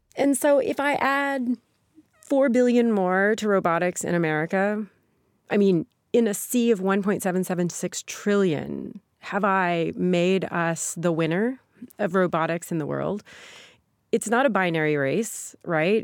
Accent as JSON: {"language": "English", "town": "Sikeston", "region": "Missouri", "country": "United States", "tie": "born or raised there", "moved": "yes", "said": "my hometown, Sikeston, trucking is the main industry there"}